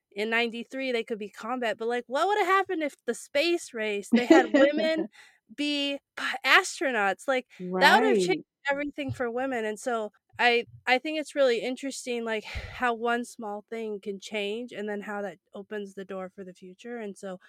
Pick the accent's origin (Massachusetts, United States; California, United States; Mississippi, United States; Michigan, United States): California, United States; I grew up in California